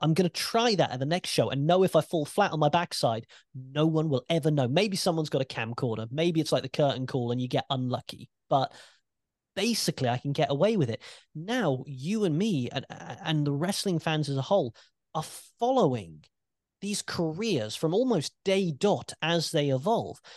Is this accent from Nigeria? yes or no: no; United Kingdom; as a British wrestling fan